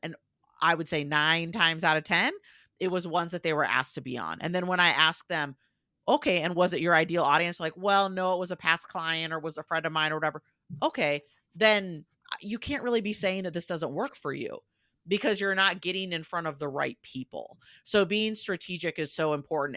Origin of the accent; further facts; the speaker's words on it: United States; accent: American; you'll probably tell from my accent where I said, "I'm American,"